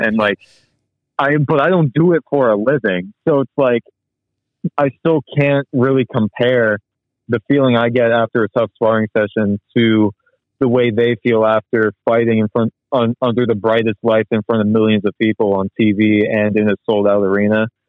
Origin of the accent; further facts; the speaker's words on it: Jacksonville, North Carolina, United States; I was born and raised in the military town of Jacksonville, North Carolina